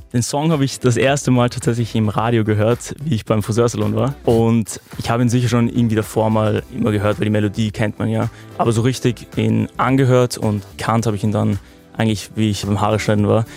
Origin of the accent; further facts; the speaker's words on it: Vienna, Austria; also born or lived in Lower Austria; Ich bin 19 und ich komme aus Wien